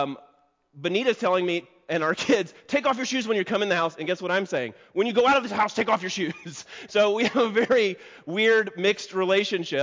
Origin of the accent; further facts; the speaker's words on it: Mississippi, United States; moved away; also born or lived in Savannah, Georgia; 2 years later, I moved to Mississippi, and for the rest of my life, I grew up in Mississippi.